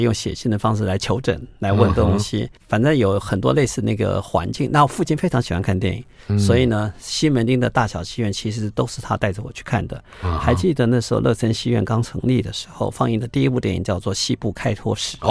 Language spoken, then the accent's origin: Chinese; Taipei, Taiwan; 我在美都丽长大的，我在看美都丽的电影，那时候还是两层楼的水泥建筑。